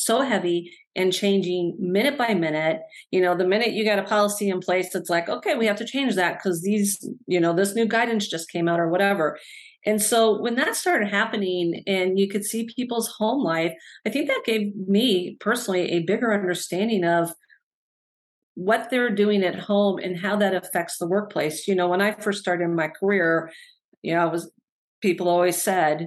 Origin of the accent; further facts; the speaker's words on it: Northern Illinois, United States; moved away as an adult; now in Madison, United States; So I grew up in the Midwest. I actually grew up in Northern Illinois